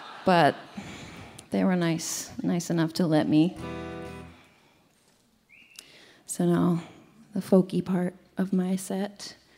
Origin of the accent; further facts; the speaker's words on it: South Dakota, United States; I wrote this song about growing up in South Dakota. The song is called